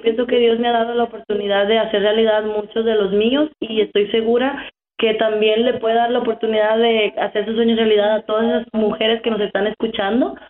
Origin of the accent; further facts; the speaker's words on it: Dominican Republic; moved away as an adult; also born or lived in New York City; now in United States; soy de la República Dominicana